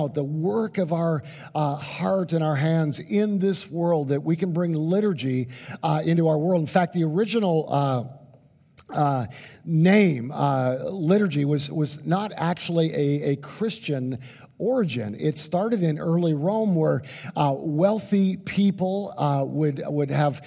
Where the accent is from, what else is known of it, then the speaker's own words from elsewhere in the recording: Canada; now in United States; I'm a Canadian, And I grew up in Canada. I was born in Canada